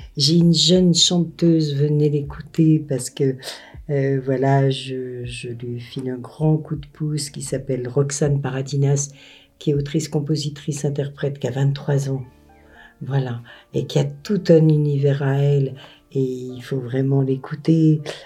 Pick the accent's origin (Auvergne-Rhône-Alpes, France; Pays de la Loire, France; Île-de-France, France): Auvergne-Rhône-Alpes, France; also born or lived in Paris / Vermonton; now in Fontaines, France; moi je viens euh, de, de Rhône-Alpes, et je suis une Rhône-Alpine et parisienne